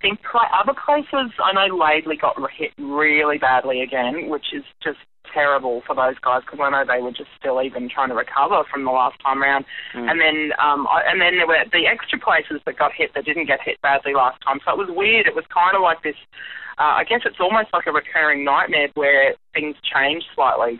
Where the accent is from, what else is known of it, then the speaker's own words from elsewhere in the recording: Brisbane, Queensland, Australia; my hometown in Brizzy